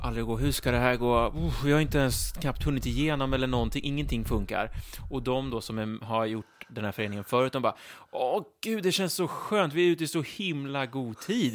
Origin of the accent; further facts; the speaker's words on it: Stockholm, Stockholm County, Sweden; oss som kommer från Stockholm